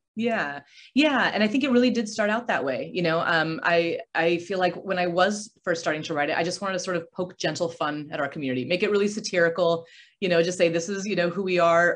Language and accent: English; Aurora, Colorado, United States; moved away as an adult; also born or lived in California; I grew up in Aurora, Colorado